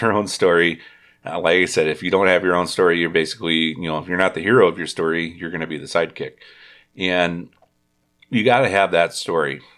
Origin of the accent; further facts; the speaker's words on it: Indiana, United States; now in Wisconsin, United States; I was from Indiana